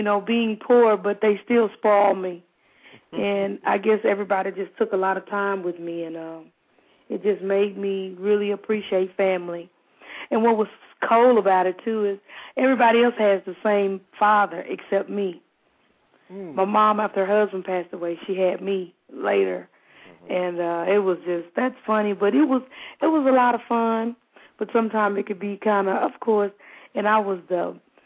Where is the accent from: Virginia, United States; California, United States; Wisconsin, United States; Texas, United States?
Texas, United States; Fort Worth; East Fort Worth is basically where I was brought up at, that area.